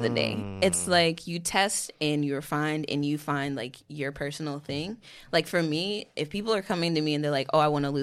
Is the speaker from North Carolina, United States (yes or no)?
yes; Winston-Salem, North Carolina, United States; moved away as an adult; now in New Jersey, United States; I was born and raised in Winston-Salem, North Carolina.